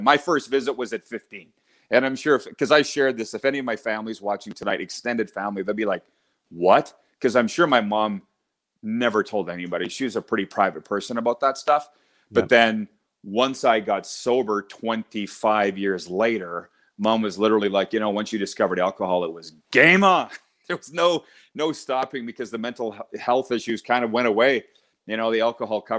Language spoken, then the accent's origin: English; Milestone, Saskatchewan, Canada; moved away; I was raised on a farm near Milestone, Saskatchewan.